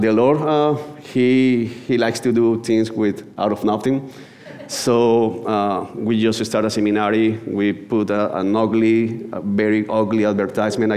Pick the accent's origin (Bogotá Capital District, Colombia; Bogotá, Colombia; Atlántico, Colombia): Atlántico, Colombia; Barranquilla; English is a second language; I come from Colombia. Barranquilla is a city that is in the north coast of the country.